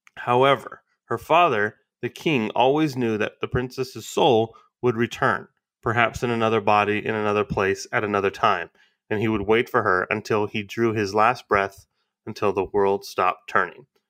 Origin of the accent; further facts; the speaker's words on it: United States; as an American audience